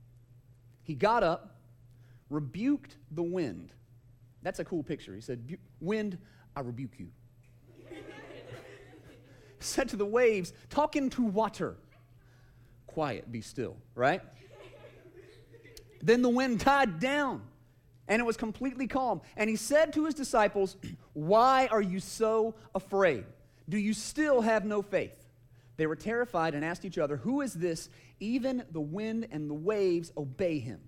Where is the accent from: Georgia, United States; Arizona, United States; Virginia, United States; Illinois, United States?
Georgia, United States; Kennesaw; also born or lived in Paulding County, Georgia; I grew up in Kennesaw